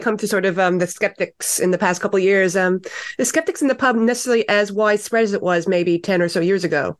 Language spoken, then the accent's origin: English; East Coast of Canada, Canada; now in New Zealand; You know, I come from the East Coast of Canada.